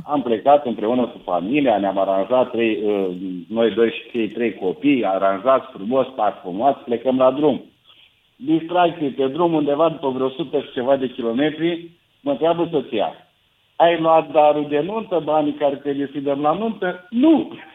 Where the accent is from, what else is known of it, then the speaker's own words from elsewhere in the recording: Moldavia, Romania; sunt din Moldova